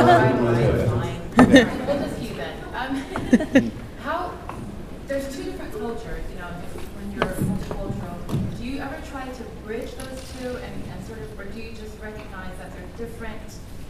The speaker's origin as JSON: {"language": "English", "country": "South Korea", "tie": "born or raised there", "moved": "yes", "lives_now": "United States", "said": "I grew up in Korea, but then I'm here now, so it's trying to be American and Korean."}